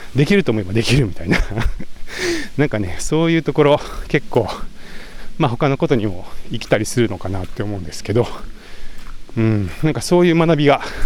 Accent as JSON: {"language": "Japanese", "town": "Komono", "region": "Mie", "country": "Japan", "tie": "born or raised there", "also_born_or_lived": "Nagoya, Aichi", "moved": "yes", "said": "生まれは名古屋なんですけど、え3歳かな、え違うか、5歳ぐらいか、から、えー、三重県に移り住んで、まあ、それから高校を卒業するまで、三重県菰野町っていうところで育ちました"}